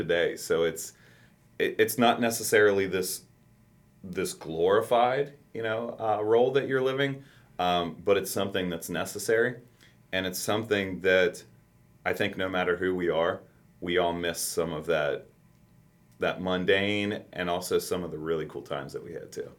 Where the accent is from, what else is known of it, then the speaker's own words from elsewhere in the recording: Campbell County, Kentucky, United States; I said I grew up in in Campbell County.